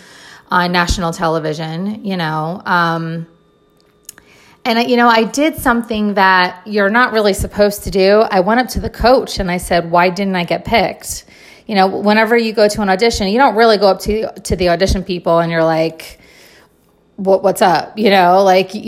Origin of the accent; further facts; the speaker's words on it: New Jersey, United States; I'm originally from New Jersey